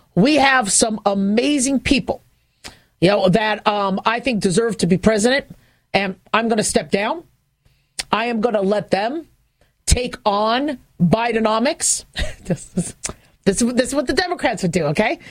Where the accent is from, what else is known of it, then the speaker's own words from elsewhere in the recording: Phoenix, Arizona, United States; growing up in Phoenix, Arizona